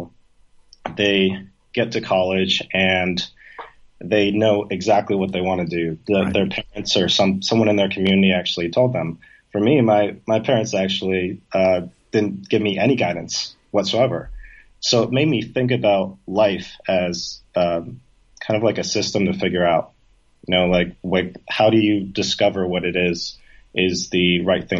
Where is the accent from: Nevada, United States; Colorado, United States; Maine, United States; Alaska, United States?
Maine, United States; moved away as an adult; also born or lived in New York; now in Ho Chi Minh City, Vietnam; I grew up in like a small town in Maine